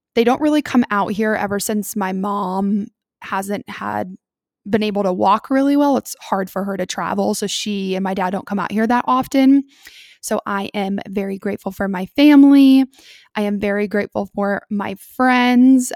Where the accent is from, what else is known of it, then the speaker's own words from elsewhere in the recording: Columbus, United States; I'm originally from Columbus, but my family now lives in South Carolina.